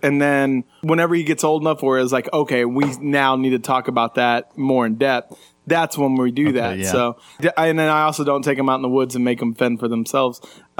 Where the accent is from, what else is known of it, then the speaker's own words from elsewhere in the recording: Illinois, United States; moved away; also born or lived in Houston, Texas; whenever I was 7 years old, we moved from Houston, Texas to Southern Illinois. And Southern Illinois is like most people think of Chicago when they hear Illinois